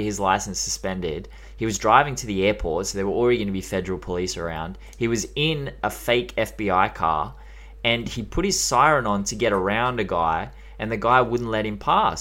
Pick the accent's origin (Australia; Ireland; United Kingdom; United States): Australia